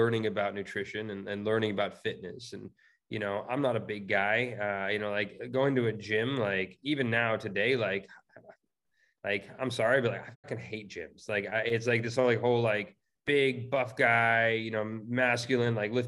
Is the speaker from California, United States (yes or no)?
yes; California, United States; I'm born and raised in California, still live out here